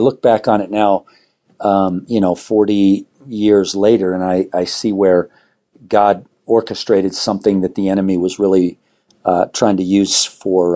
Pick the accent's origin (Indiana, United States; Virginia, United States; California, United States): California, United States; Southern; now in Arvada, United States; I grew up in Southern California